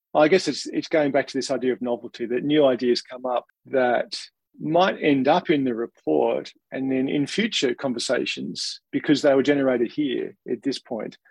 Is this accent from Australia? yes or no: yes; Australia; accent: Australian; you might be able to tell from my accent, but being an Australian